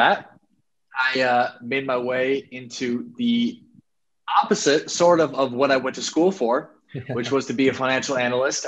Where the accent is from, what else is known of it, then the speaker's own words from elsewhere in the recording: Sioux Falls, South Dakota, United States; I'm from Sioux Falls, South Dakota, man, a spot that not a lot of people are familiar